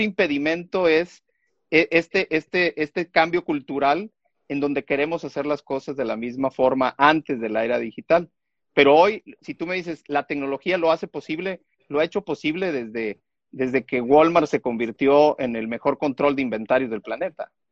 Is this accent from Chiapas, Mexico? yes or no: yes; Tuxtla Gutiérrez, Chiapas, Mexico; nací en Tuxtla Gutiérrez, Chiapas